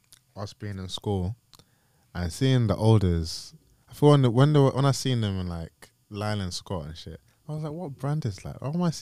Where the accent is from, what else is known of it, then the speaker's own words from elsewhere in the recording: London, United Kingdom; I'm from Tottenham, innit?